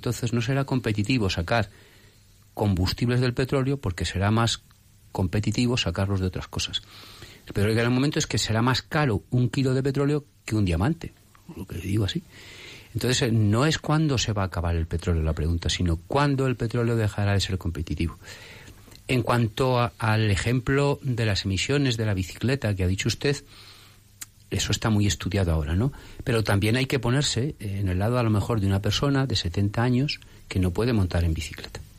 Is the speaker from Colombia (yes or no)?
no; Madrid, Community of Madrid, Spain; Como usted y yo somos de Madrid